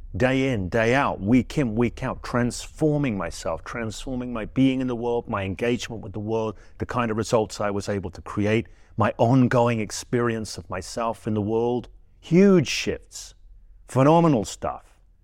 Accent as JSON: {"language": "English", "region": "England", "country": "United Kingdom", "said": "I'm English, I say trance"}